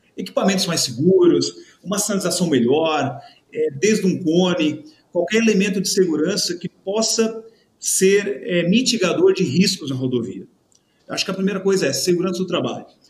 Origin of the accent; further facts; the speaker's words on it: Santa Catarina, Brazil; Eu sou do Sul né, de Santa Catarina, uma região italiana.